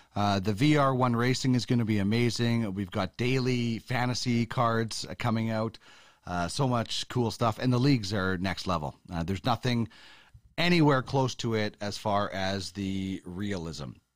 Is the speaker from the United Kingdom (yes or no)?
no; Brandon, Manitoba, Canada; I grew up in Manitoba